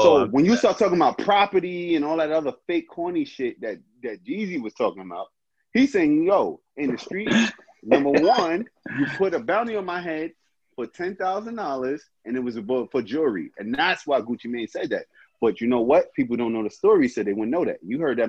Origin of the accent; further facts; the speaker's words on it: Atlanta, Georgia, United States; I grew up on the East Side in Atlanta.